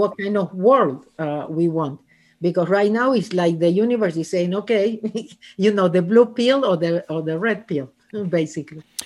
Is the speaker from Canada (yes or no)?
no; Argentina; English is a second language; moved away as an adult; now in Los Angeles, United States; I am originally from Argentina, and I moved to Los Angeles thirty-seven years ago.